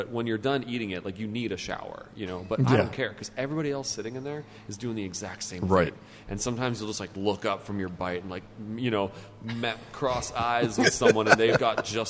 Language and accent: English; Winnipeg, Manitoba, Canada; moved away; also born or lived in Montreal; I'm Canadian, grew up in Canada, born and raised in Winnipeg, spent some time in Montreal.